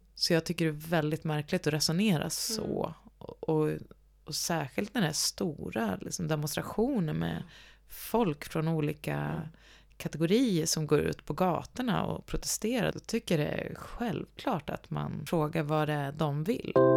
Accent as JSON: {"language": "Swedish", "town": "Gävle", "region": "Gävleborg County", "country": "Sweden", "also_born_or_lived": "Stockholm", "moved": "yes", "said": "läste nationalekonomi i, på högskolan i Gävle där jag kommer ifrån"}